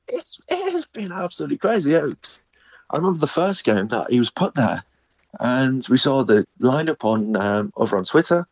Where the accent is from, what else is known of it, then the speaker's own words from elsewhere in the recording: North East England, United Kingdom; I'm originally from the Northeast, so my connection in terms of football is Millsborough